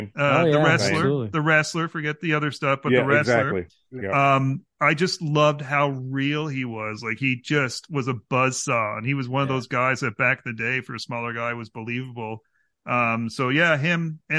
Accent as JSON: {"language": "English", "country": "Canada", "said": "As a Canadian, he was just like a Canadian dude"}